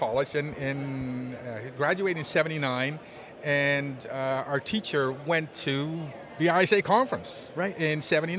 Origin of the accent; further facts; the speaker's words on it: Netherlands; moved away as an adult; now in Canada; I'm from Holland originally, Holland.